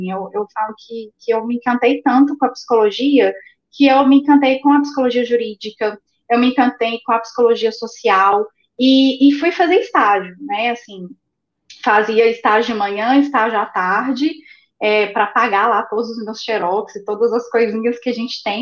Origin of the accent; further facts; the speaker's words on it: Belo Horizonte, Minas Gerais, Brazil; Sou de, de Minas, Minas, é